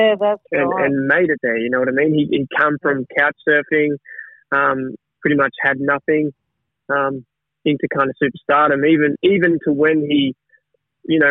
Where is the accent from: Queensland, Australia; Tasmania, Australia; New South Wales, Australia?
Tasmania, Australia; I come from Tassie and there's a lot, we've got a lot of stuff down there